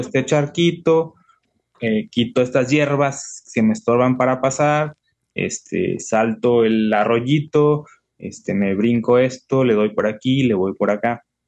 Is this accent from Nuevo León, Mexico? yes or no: no; La Paz, Baja California Sur, Mexico; moved away as an adult; also born or lived in Mexico City; acá en mi tierra es puro desierto